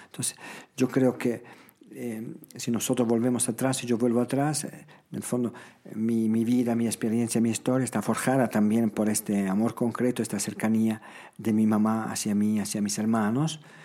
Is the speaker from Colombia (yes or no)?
no; Toano, Emilia-Romagna, Italy; Spanish is a second language; moved away as an adult; now in Cochabamba, Bolivia; Mi pueblo se, llamaba y se llama todavía Toano